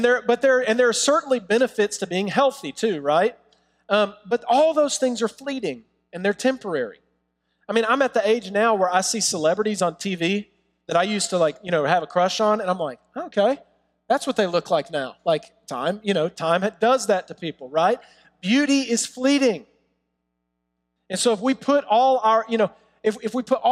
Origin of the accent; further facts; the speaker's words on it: New York City, New York, United States; we're from Brooklyn.